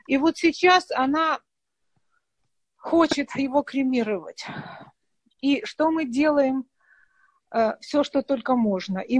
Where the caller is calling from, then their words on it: Ashkelon, Southern District, Israel; Я из Ашкелона.